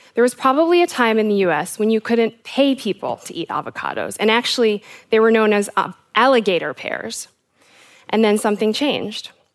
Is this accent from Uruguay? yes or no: no; South Africa; also born or lived in United States; I am South African and American